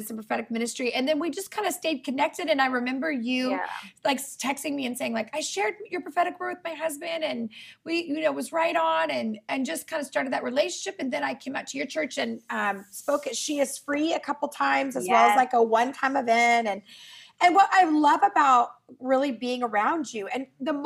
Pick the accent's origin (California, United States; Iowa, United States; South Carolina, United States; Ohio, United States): California, United States; Redding; I'm from Reading